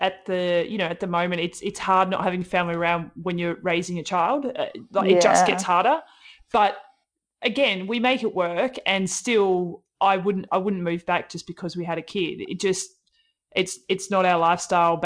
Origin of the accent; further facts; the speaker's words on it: Tasmania, Australia; moved away as an adult; now in Melbourne, Australia; I moved to Melbourne from Tassie